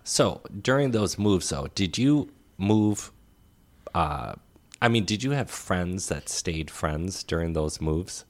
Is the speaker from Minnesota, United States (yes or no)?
yes; Crystal, Minnesota, United States; growing up in Crystal